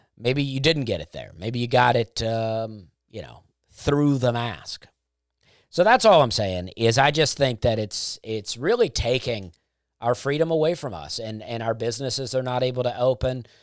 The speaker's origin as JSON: {"language": "English", "country": "United States", "said": "I am an American"}